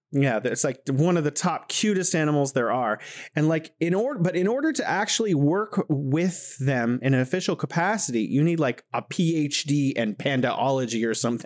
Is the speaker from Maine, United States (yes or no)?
no; California, United States; moved away as an adult; now in Wuhan, China; I'm originally from the United States in California